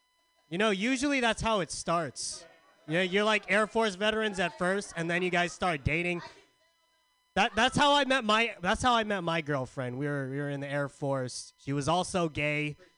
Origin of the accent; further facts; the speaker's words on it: Philippines; I look like both Harold and Kumar. It's called being Filipino, asshole.